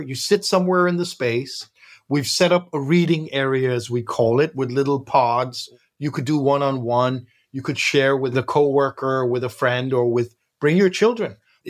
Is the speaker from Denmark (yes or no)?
yes; Copenhagen, Capital Region of Denmark, Denmark; I grew up here in Copenhagen, mixed parents.